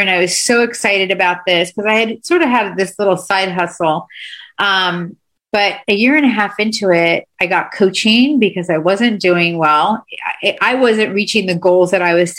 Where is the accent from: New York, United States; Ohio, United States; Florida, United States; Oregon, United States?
Florida, United States; Miami; moved away as an adult; also born or lived in Delaware; I grew up in Miami